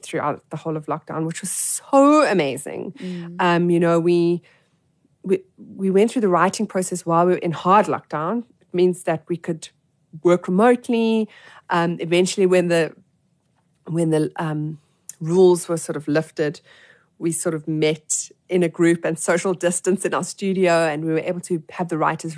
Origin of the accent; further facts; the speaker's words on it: Johannesburg, Gauteng, South Africa; I grew up in Joburg